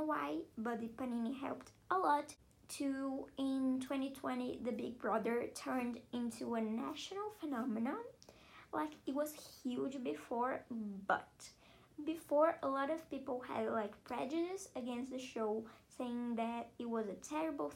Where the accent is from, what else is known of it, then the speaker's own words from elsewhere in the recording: Brazil; I'm from Brazil